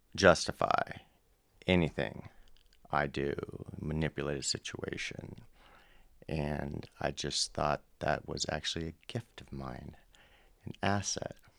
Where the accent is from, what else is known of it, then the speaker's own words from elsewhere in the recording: Southern California, United States; I'm from Southern California born in the 70s